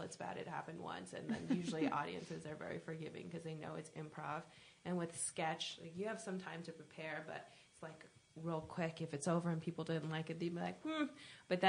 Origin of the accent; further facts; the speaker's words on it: New Jersey, United States; I grew up in Jersey, and my parents are immigrants